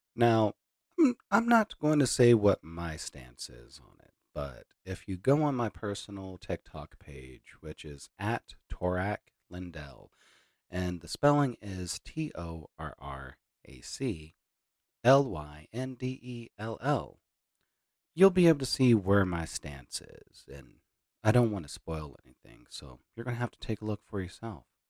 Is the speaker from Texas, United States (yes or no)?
yes; Hereford, Texas, United States; moved away; also born or lived in Amarillo; my hometown of Hereford